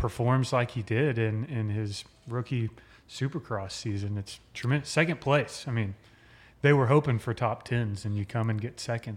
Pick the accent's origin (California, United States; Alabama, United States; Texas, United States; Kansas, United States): Texas, United States; Midland; born in Midland, Texas, lived there for nineteen years.